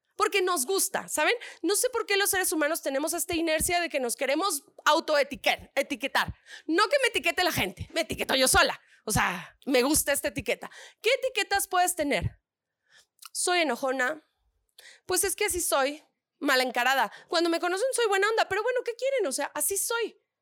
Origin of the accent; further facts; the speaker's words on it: northern Mexico, Mexico; accent: norteña; Yo soy soy del norte